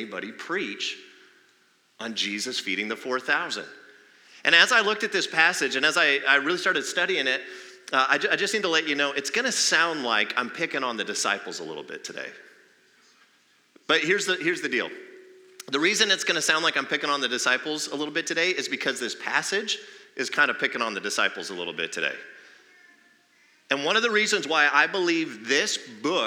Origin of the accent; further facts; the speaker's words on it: Arizona, United States; I'm one of the few who are like born and raised in Arizona.